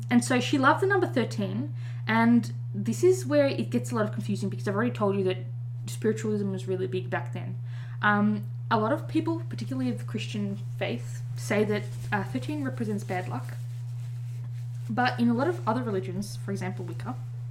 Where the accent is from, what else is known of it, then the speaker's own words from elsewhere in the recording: Australia; I'm an Australian